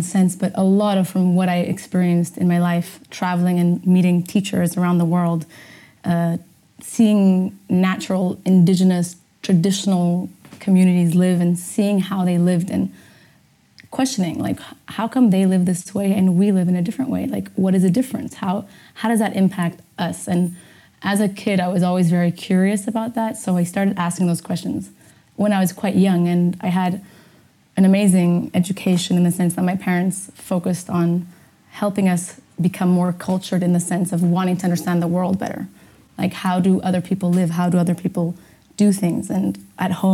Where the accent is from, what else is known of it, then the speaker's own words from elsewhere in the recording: Portugal; also born or lived in Amsterdam, Netherlands; I was born in Amsterdam, and when I was only one, I moved with my parents, obviously, moved to Portugal